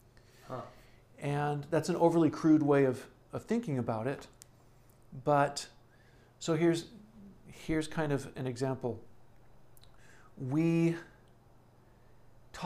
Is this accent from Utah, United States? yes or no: no; California, United States; I'm originally from California